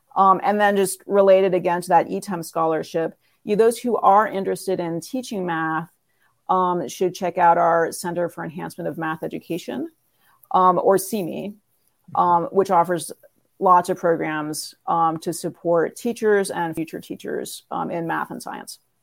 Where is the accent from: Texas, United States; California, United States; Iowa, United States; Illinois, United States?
California, United States; Northern; moved away as an adult; also born or lived in New York City; I grew up in Northern California